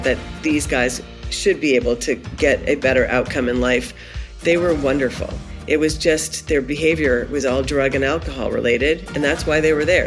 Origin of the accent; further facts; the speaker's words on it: Cumberland, Maine, United States; I grew up in Cumberland, Maine, which is just outside of Portland